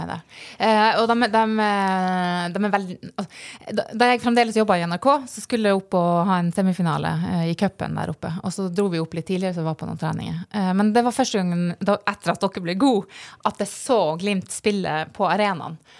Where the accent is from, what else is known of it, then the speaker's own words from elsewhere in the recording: Burfjord, Troms, Norway; moved away; hjemme i Burfjord